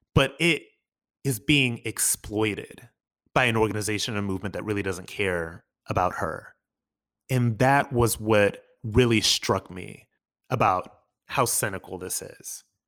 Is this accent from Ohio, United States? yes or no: yes; Akron, Ohio, United States; my hometown, Akron, Ohio